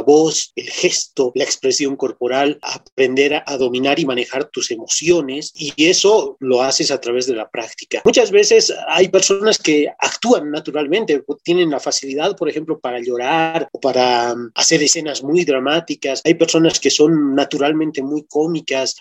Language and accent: Spanish; La Paz, Bolivia; muestra lo que somos como bolivianos, nuestra esencia, no solamente como bolivianos, desde la zona donde vivimos, la ciudad donde vivimos, nos muestra como paseños